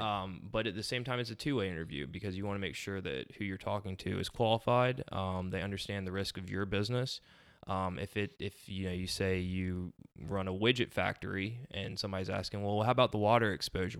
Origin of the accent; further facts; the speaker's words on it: Beaufort, South Carolina, United States; moved away as an adult; now in Somerville, United States; I'm from Beaufort, South Carolina originally, so, uh, consider myself a low country native